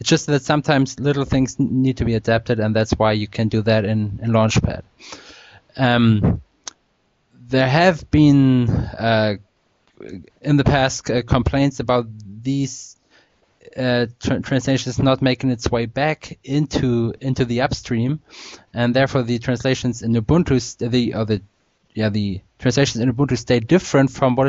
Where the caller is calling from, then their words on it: Pinneberg, Schleswig-Holstein, Germany; English is a second language; I'm speaking from Pinneberg. That's a town near Hamburg in Germany.